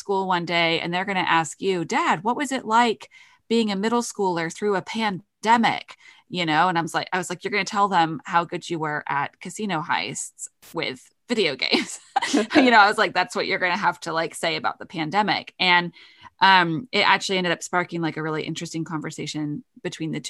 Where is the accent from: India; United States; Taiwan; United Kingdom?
United Kingdom; I'm British.